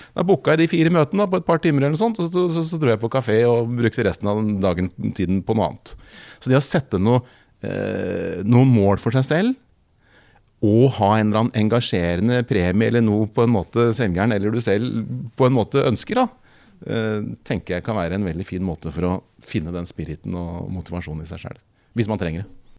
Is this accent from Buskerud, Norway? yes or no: yes; Kongsberg, Buskerud, Norway; Kjørte rundt på moped i Kongsberg, der jeg kommer fra, og banka dør og solgte på dør